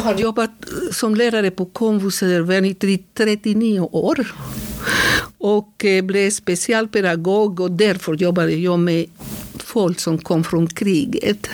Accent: Bucaramanga, Santander, Colombia; Swedish is a second language; moved away as an adult; also born or lived in Berkeley, California, United States; now in Sweden; jag kommer från Colombia, mm. Santander, mycket nära Venezuela. Yeah. Så eh, Bucaramanga heter den platsen där jag är född.

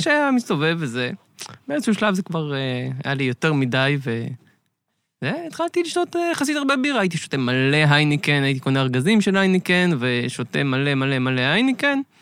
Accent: Beit Yitzhak, Central District, Israel; נולדתי, גדלתי במושב בית יצחק בשרון

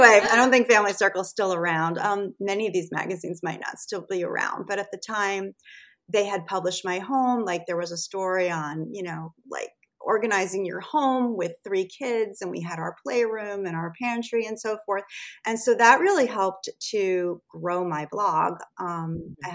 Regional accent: Rockland County, New York, United States; I grew up pretty much in this area on the other side of the Hudson River in Rockland County. So I've always sort of been in the tri state New York area my entire life.

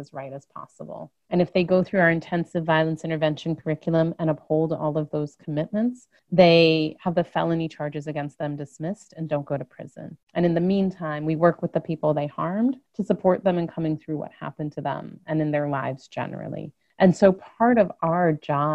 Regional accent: Chicago, Illinois, United States; I grew up in Chicago, came of age in the late 80s and early 90s

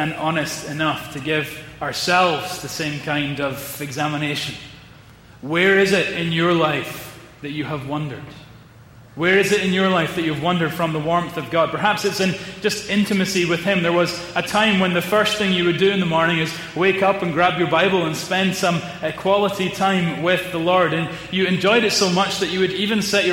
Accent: Edinburgh, Scotland, United Kingdom; my hometown of Edinburgh

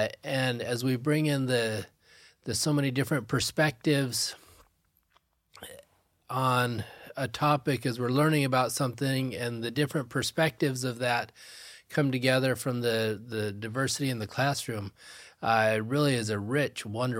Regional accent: Laie, Hawaii, United States; I grew up in La'i Elementary, did May Day. I grew up and I just so loved that the richness of the culture, the generosity of the people. I really impacted who I was, graduated from Kuku High School, did some schooling here at BYU Hawaii.

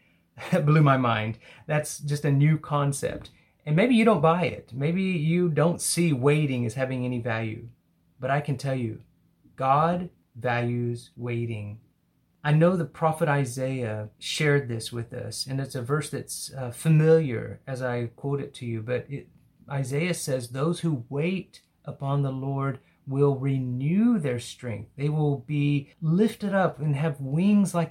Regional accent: Hobbs, New Mexico, United States; I was in a small town in the southeast called Hobbs.

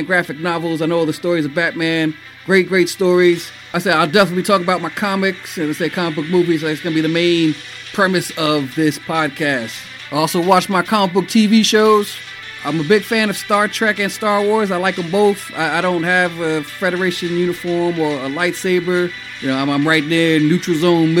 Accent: New York City, New York, United States; also born or lived in Boston; born and raised in the Bronx.

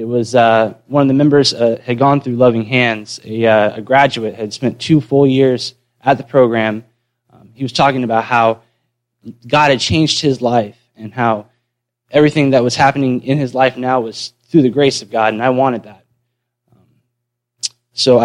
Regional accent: Western North Carolina, United States; also born or lived in Manatee County, Florida; I was born in Manatee County, but I moved to Western North Carolina when I was 4

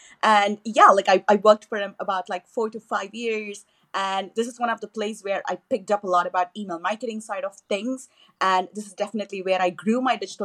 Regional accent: Chennai, Tamil Nadu, India; first language Tamil; English is a second language; moved away; I was born and raised in Chennai, which is the capital, you know, of the southern state of Tamil Nadu. So I speak Tamil at home, which is my native language.

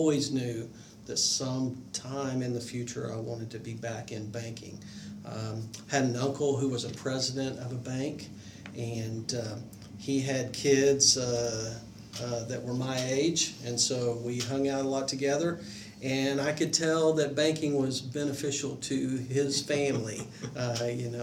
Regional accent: Duncan, Oklahoma, United States; I born and raised in Duncan, Oklahoma, a nice little southern Oklahoma town.

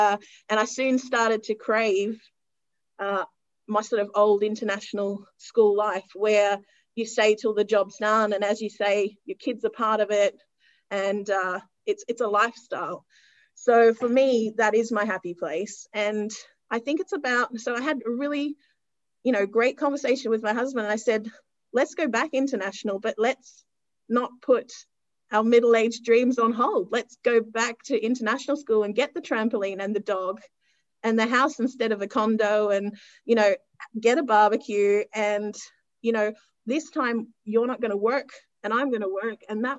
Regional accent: Australia; I actually stepped away from Patna and went back to my home country, which at that time was Australia

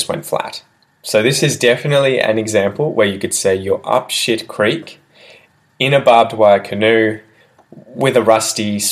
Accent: Australia; first language English; as an Australian

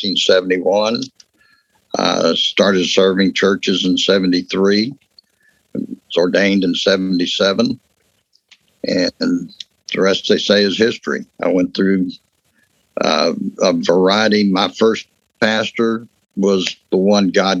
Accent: West Texas, United States; I grew up in West Texas. You know, I'm Texas through and through.

